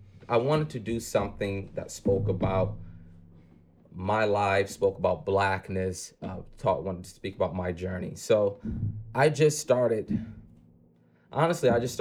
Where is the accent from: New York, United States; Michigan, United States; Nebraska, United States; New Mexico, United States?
Michigan, United States; Detroit; growing up in Detroit, being raised by a single mother